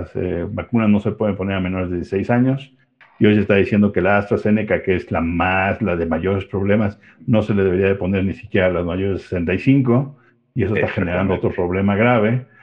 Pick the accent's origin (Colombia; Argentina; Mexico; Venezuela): Mexico